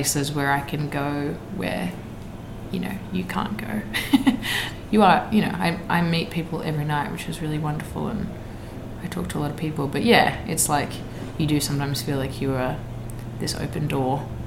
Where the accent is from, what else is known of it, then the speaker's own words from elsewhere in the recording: Australia; as an Australian artist